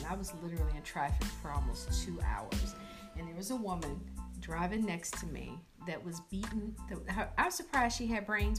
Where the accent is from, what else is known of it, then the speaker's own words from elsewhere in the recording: United States; us as black women, American black beautiful women.